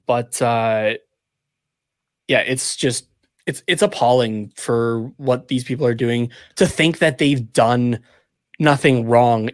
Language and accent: English; Canada; even as a Canadian